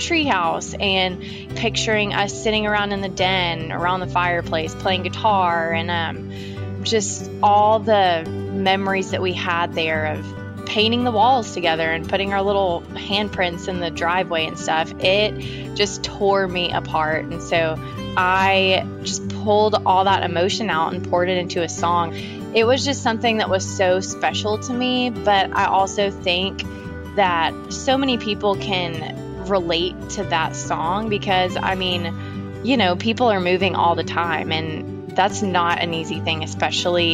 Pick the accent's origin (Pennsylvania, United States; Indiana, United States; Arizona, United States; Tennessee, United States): Tennessee, United States; Nashville; I am from Nashville, Tennessee, and I'm a singer-songwriter, born and raised in Nashville